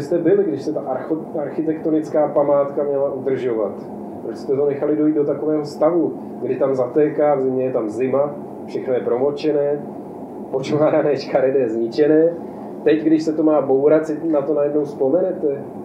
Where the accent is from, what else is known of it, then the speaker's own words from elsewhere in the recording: Ostrava, Moravian-Silesian Region, Czechia; já jsem taky z Ostravy